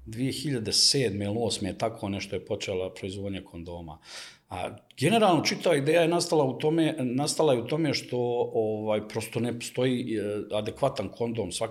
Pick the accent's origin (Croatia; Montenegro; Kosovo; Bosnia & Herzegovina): Bosnia & Herzegovina; Sarajevo, Federation of Bosnia and Herzegovina; now in Belgrade, Serbia; Mislim, i ja sam iz Sarajeva, mi smo svi od ozdo i igrom slučaja u onom nesretnim ratovima smo razbacane svuda po svijetu, tako sam ja završio u Beogradu